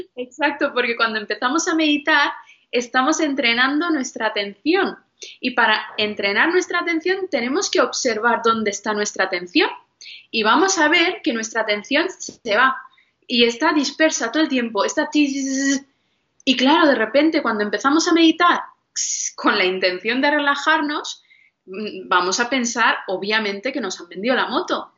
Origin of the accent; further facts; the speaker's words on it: northern India, India; en mi religión, que yo soy de la India, los del norte, los Sikh